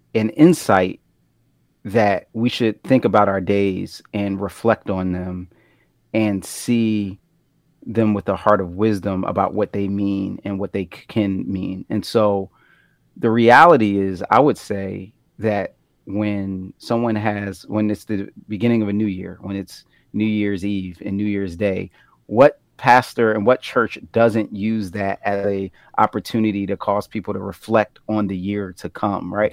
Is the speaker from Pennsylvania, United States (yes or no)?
yes; Philadelphia, Pennsylvania, United States; being born and raised in Philly